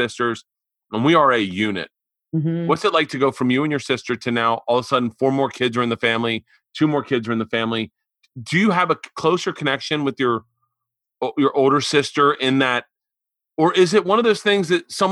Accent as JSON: {"language": "English", "region": "Florida", "country": "United States", "tie": "born or raised there", "said": "I grew up in Florida"}